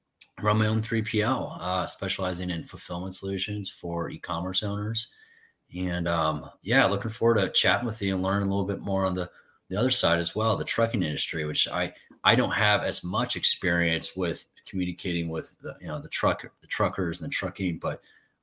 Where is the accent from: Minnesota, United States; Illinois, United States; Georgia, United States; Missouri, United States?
Illinois, United States; Danville; moved away as an adult; also born or lived in Milwaukee, Wisconsin; I grew up in Danville, Illinois, farming industry, kind of, you know, small town